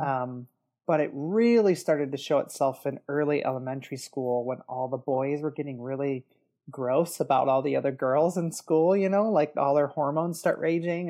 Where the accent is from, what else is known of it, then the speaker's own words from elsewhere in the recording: Detroit, Michigan, United States; I grew up in the Detroit area. Um, that's where I live now.